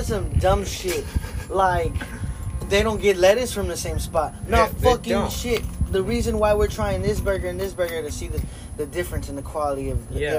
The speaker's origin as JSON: {"language": "English", "country": "United States", "said": "Sorry for our dumb American stuff."}